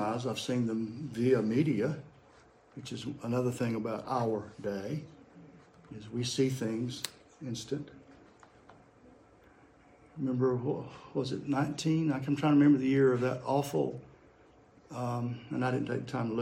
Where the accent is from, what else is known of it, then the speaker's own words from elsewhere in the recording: United States; growing up in America in the 60s.